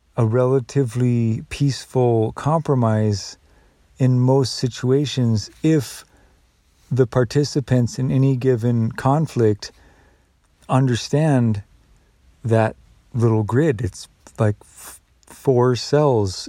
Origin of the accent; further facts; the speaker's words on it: United States; I'm still an American